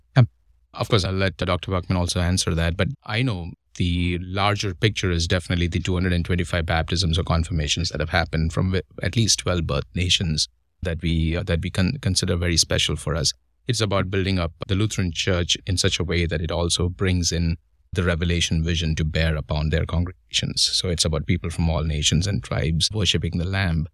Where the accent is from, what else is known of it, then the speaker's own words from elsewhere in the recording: Mumbai, Maharashtra, India; moved away as an adult; now in United States; I come from India